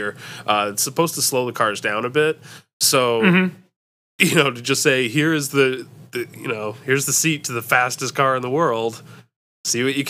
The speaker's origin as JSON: {"language": "English", "country": "United States", "also_born_or_lived": "Detroit", "said": "an American Formula One fan"}